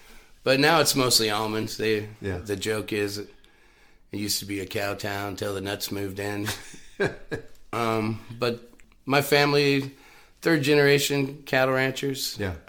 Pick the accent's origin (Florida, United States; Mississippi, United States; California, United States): California, United States; Knights Ferry; also born or lived in Michigan; Yeah, like Northern Central, Oakdale, Knights Ferry, California.